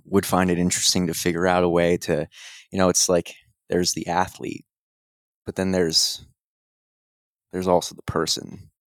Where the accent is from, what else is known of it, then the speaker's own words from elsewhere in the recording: Madison, New Jersey, United States; I grew up in Madison, New Jersey